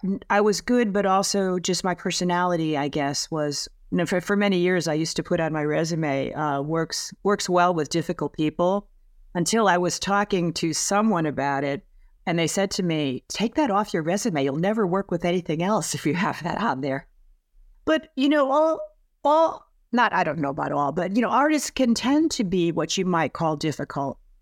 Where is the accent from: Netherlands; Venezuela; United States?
United States; Connecticut; also born or lived in Boston / San Francisco; now in Los Angeles, United States; I was born in Connecticut